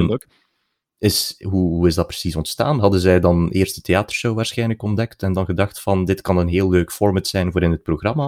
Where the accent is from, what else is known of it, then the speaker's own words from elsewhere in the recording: region around Tielt and Aalter, border of West and East Flanders, Belgium; Dat is eh, de streek rond eh, Tielt en Aalter, eigenlijk op de grens West-Oost-Vlaanderen